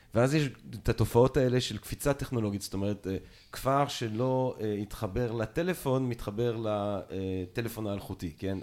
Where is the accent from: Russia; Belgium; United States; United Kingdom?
Belgium; אני נולדתי בבלגיה